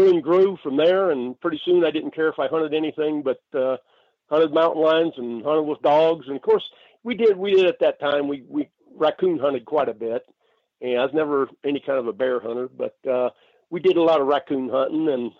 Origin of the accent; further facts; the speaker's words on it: Arizona, United States; also born or lived in Dayton, Ohio / Los Angeles; Well, I was born in Dayton, Ohio, so a long way from where I'm at right now in Kingman, Arizona, but, my family moved. Actually, we spent a year in L.A., and thankfully, we moved over here to Arizona